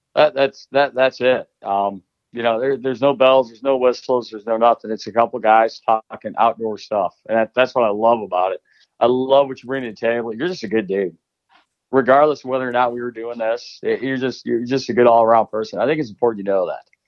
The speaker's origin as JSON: {"language": "English", "region": "Illinois", "country": "United States", "tie": "born or raised there", "said": "I grew up in Illinois, so I mean, Southern Illinois that was the goose killing capital of the world"}